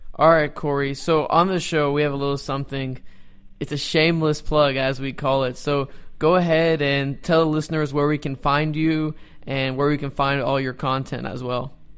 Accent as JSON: {"language": "English", "town": "Dallas", "region": "Texas", "country": "United States", "tie": "born or raised there", "said": "I was born and raised in Dallas"}